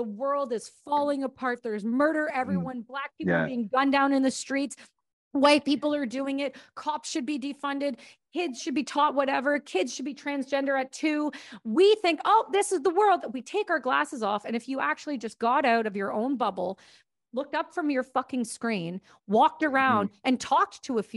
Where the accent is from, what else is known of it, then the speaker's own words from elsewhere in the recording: Canada; I'm Canadian